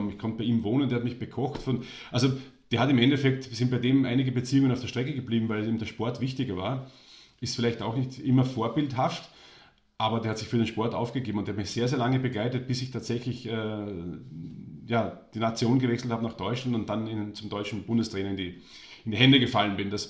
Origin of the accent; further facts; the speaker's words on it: Austria; born there; Deswegen war er für mich als gebürtiger Österreicher der Held.